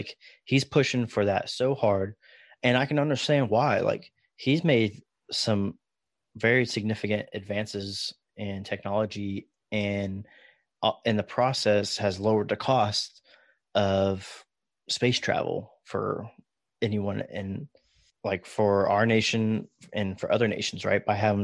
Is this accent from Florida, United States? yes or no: yes; Daytona Beach, Florida, United States; I grew up in Florida, Daytona Beach, and seeing space shuttle launches and whatnot as a kid was just like, that was like everyday life in Florida.